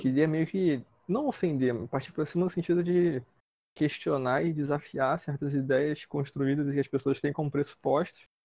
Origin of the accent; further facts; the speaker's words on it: Rio de Janeiro, Brazil; eu venho de Bangu